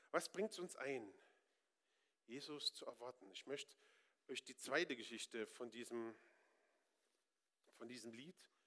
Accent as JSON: {"language": "German", "region": "Northern Germany", "country": "Germany", "said": "Ich bin da überhaupt und sowieso recht stur. Ich bin Norddeutscher. Ich muss da gar nichts."}